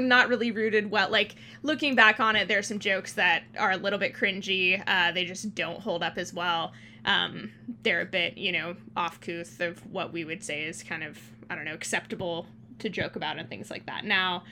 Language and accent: English; Thailand; moved away; I grew up in Thailand